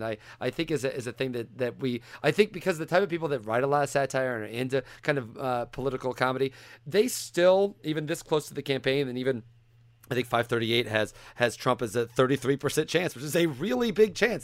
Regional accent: Central Illinois, United States; I grew up in Central Illinois

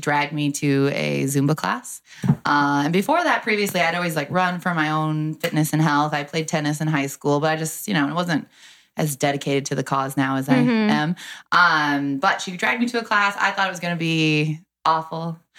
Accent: Bay City, Michigan, United States; moved away as an adult; also born or lived in Saginaw, Michigan / Essexville, Michigan / Granville, Ohio; now in Columbus, United States; Michigan. I was born in Saginaw. And then I kind of lived in Bay City, Essexville, Michigan.

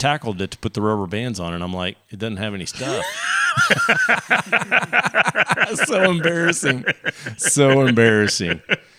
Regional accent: Texas, United States; I'm a Texan.

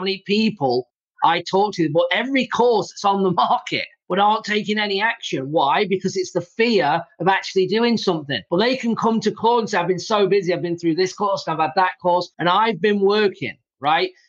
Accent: England, United Kingdom; now in United States; I'm from England, so I've got an accent

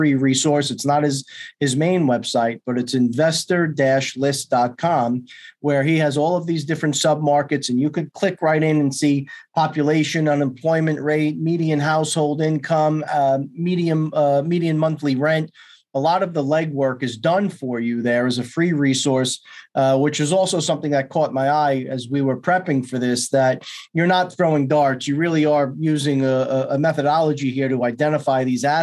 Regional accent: New York, United States; I'm from New York

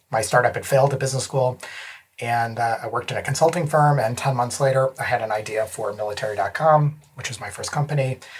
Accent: Florida, United States; born there; also born or lived in Chicago, United States / Paris, France / Connecticut, United States; I was born in Florida to um, a Greek father and a Danish American mother, and then we moved to Chicago and my mother and father divorced because he moved

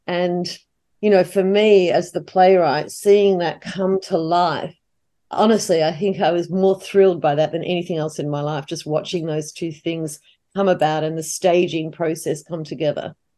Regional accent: Australia; as an Australian

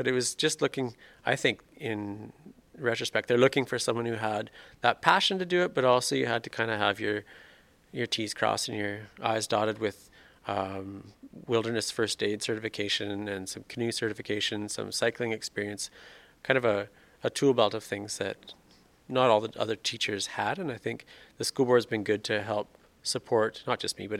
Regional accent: Swift Current, Saskatchewan, Canada; moved away as an adult; now in Saskatoon, Canada; I grew up in Swift Current

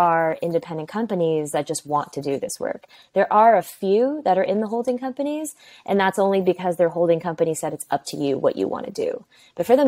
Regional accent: New York, United States; I'm first generation Chinese, born and raised in New York

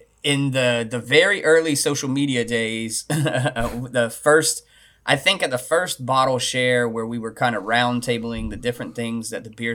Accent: Tallahassee, Florida, United States; I was born and raised here in Tallahassee

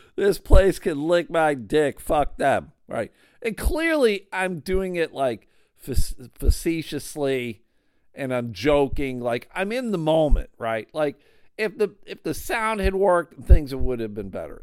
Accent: Grand Rapids, Michigan, United States; they are based out of Grand Rapids, Michigan. It's kind of weird to have had such a large comedy booking agency in my hometown.

